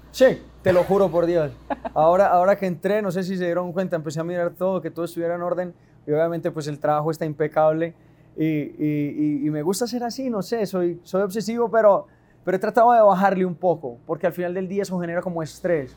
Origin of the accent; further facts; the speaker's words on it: Medellín, Antioquia, Colombia; estamos en, mi tierrita, en Medallo